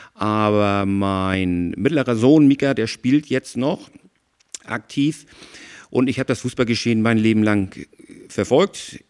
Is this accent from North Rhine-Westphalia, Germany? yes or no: no; Schwarzenbek, Schleswig-Holstein, Germany; also born or lived in Hamburg; Ich bin in Hamburg geboren, bin aber in Schwarzenberg groß geworden mit einer kurzen Ausnahme